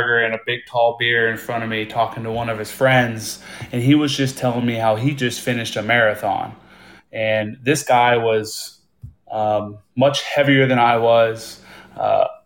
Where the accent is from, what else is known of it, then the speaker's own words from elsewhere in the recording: Midwest, United States; moved away as an adult; also born or lived in Hawaii; I grew up in the Midwest, and that's where I'm living right now.